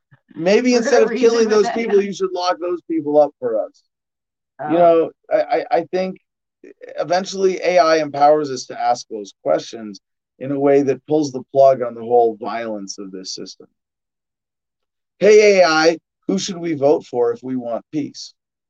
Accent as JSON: {"language": "English", "country": "Canada", "said": "Yes, I remember my home country, the country of my fatherland, Canada."}